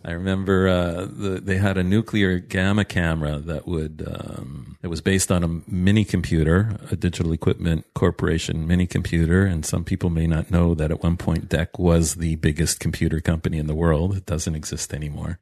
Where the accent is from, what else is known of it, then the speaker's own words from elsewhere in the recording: Toronto, Ontario, Canada; moved away as an adult; now in Israel; I'm, uh, originally from Toronto. I grew up there.